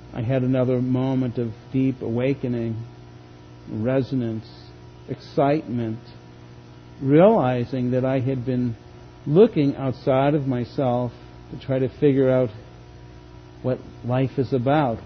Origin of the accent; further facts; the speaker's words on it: Boston, Massachusetts, United States; moved away; Growing up outside of Boston in the late 50s, early 60s